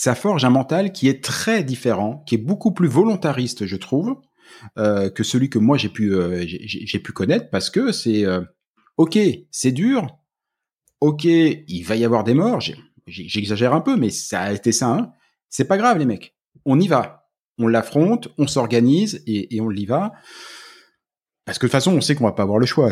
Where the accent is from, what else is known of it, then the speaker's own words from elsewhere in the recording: France; moved away; on est français